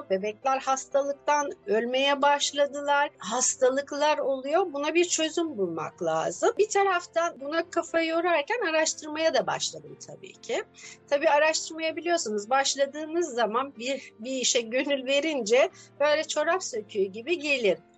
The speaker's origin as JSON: {"language": "Turkish", "region": "Adana", "country": "Turkey", "moved": "yes", "lives_now": "Istanbul, Turkey", "said": "Aslen Adanalıyım. 12 yıldır İstanbul'da yaşıyorum."}